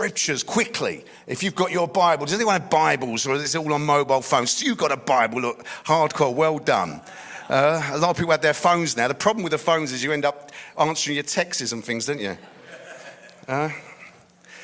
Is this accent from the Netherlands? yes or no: no; London, United Kingdom; I grew up in East London